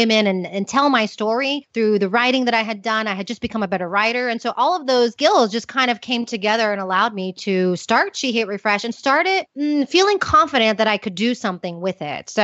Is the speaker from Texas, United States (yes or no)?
yes; Houston, Texas, United States; moved away as an adult; also born or lived in Austin, Texas; now in Madrid, Spain; I'm originally from Houston, but I had been living in Austin